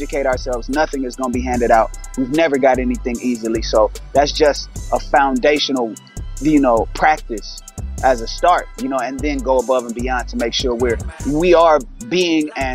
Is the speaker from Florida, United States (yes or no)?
no; Inglewood, California, United States; I'm from Inglewood, California